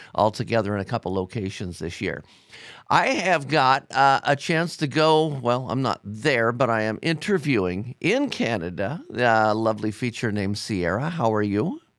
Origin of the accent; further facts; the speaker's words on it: Ohio, United States; Ohio, my home state